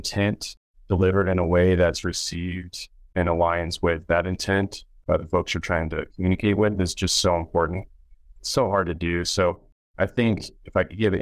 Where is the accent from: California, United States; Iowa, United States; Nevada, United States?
Nevada, United States; Reno; I grew up in the Reno, Lake Tahoe area.